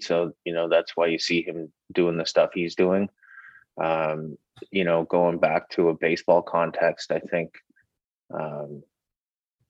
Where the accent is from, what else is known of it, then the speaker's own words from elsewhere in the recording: Canada; moved away; I'm from Canada